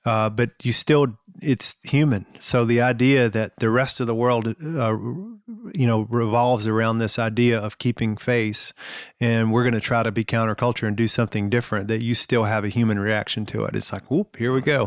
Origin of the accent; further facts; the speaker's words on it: the South, United States; growing up in the South